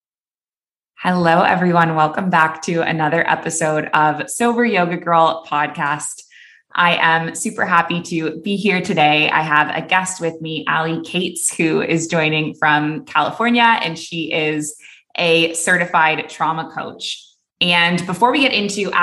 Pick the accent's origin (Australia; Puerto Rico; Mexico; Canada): Canada; moved away as an adult; also born or lived in Dubai / Abu Dhabi; now in Bali, Indonesia